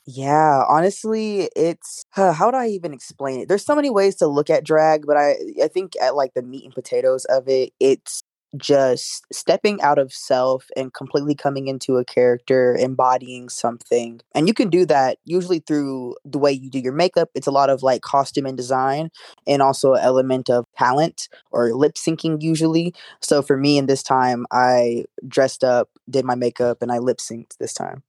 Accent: Florida, United States; I'm from Florida

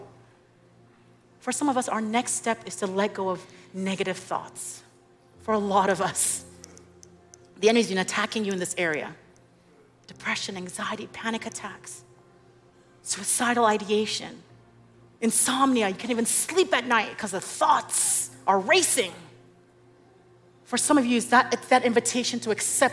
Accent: Nigeria; now in Dallas, United States; I'm Nigerian

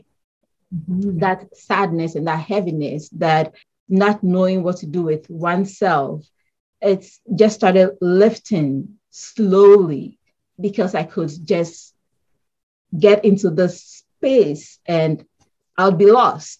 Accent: Ghana; moved away as an adult; now in Connecticut, United States; I currently live in Connecticut in the US, and I grew up in Ghana, West Africa. That's where I was born and raised, and later moved here

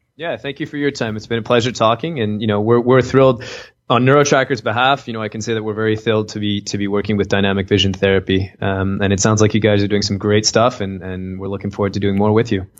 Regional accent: Canada; I'm from Canada

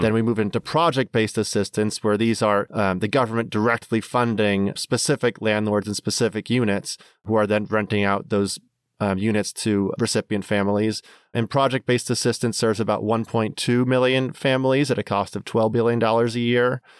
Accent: Minnesota, United States; now in Washington, D.C., United States; growing up in Minnesota

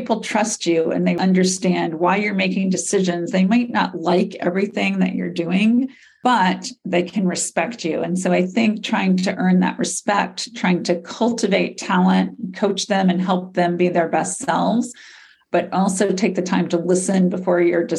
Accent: the South, United States; Growing up in the South as a Southern woman

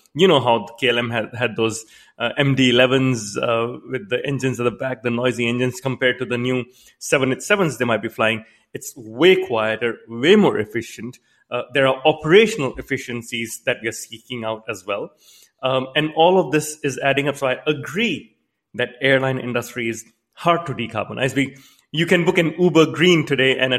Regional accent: Canada; I myself, I'm a Canadian

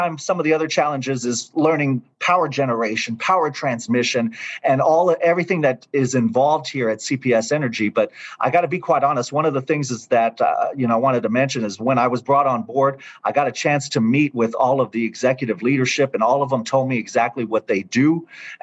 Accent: San Antonio, Texas, United States; moved away as an adult; also born or lived in Oklahoma City / Tyler, Texas / Victoria, Texas; San Antonio is home for me. This is my hometown. This is where I grew up

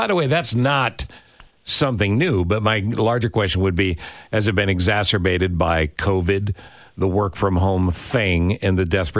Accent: Ithaca, New York, United States; now in Chicago, United States; I grew up in Ithaca, New York.

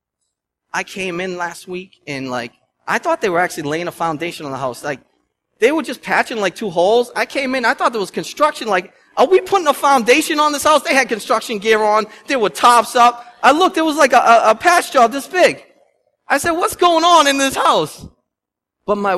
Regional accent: Lynn, Massachusetts, United States; I'm from Lynn. I'm a city boy at heart

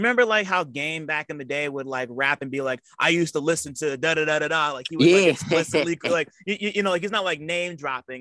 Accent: Montclair, New Jersey, United States; I grew up in Montclair, New Jersey

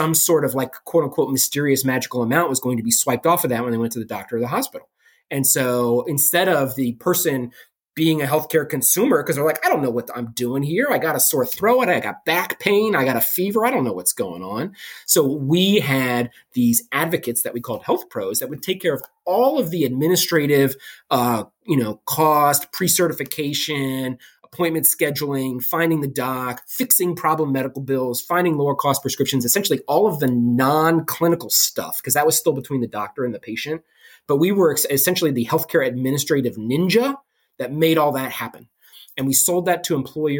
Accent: Maryland, United States; moved away; also born or lived in Illinois; I'm from Maryland originally, I went back to Johns Hopkins in Baltimore for my residency

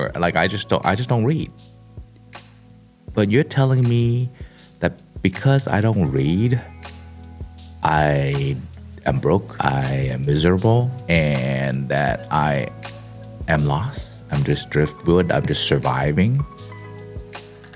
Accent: Kowloon, Hong Kong; now in Silicon Valley, United States; the kid growing up in Hong Kong in Sam Shui Po, which is like, yeah, it's in the Kowloon side

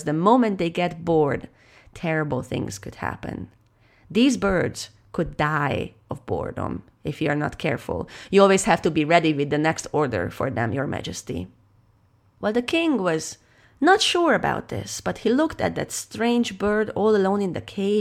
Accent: Hungary; I am a storyteller from Hungary

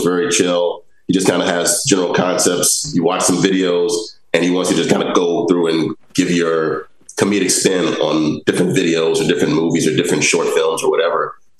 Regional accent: Chicago, Illinois, United States; Okay, I grew up on the south side of Chicago.

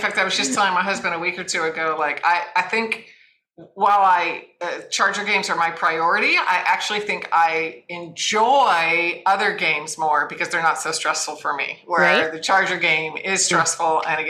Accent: San Diego, California, United States; now in Los Angeles, United States; I grew up in San Diego, got to go to a number of San Diego Charger games. Now they're in Los Angeles, which is where I live.

